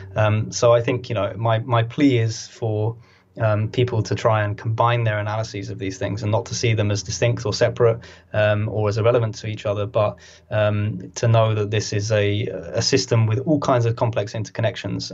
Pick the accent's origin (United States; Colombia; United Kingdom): United Kingdom; We're a very very kind of sad, angry country